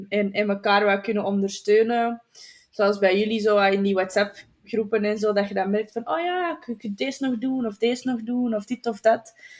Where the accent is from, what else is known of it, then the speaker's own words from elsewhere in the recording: Flanders, Belgium; bij ons in Vlaanderen